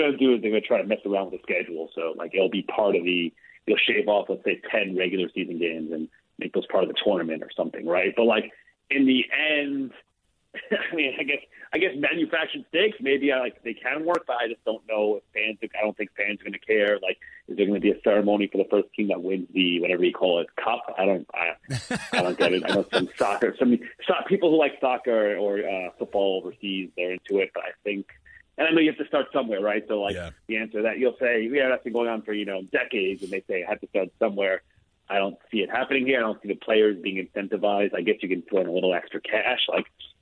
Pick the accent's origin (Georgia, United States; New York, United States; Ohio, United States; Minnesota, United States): New York, United States; I live in New York, I grew up in New York